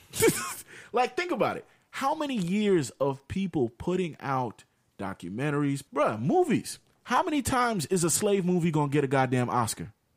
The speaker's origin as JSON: {"language": "English", "country": "United States", "tie": "born or raised there", "said": "we we grew up in America"}